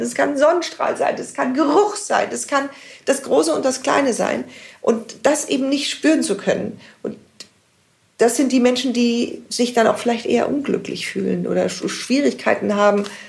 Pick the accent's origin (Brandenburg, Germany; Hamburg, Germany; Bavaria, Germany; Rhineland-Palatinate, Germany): Bavaria, Germany; Munich; ich bin in München geboren und in München lebe ich. Mein Leben lang